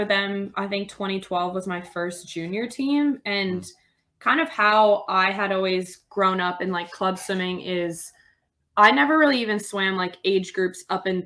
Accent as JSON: {"language": "English", "town": "Clearwater", "region": "Florida", "country": "United States", "tie": "born or raised there", "also_born_or_lived": "Texas", "moved": "as an adult", "lives_now": "Toronto, Canada", "said": "I was born in Florida. I lived there all the way until I went to university. So I grew up kind of just outside of Clearwater, Tampa area."}